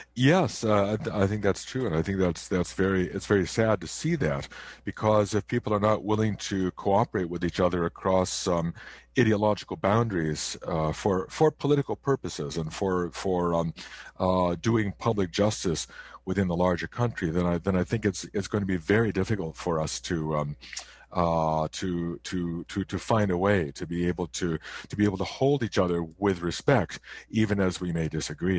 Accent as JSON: {"language": "English", "area": "near Chicago", "region": "Illinois", "country": "United States", "tie": "born or raised there", "moved": "yes", "lives_now": "Canada", "said": "I was born in the United States, not too far from Chicago"}